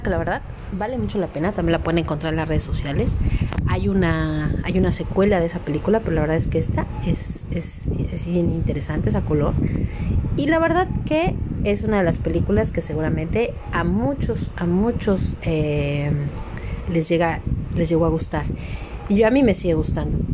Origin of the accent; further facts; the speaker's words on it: Mexico; lo que nos ha tocado vivir como mexicanos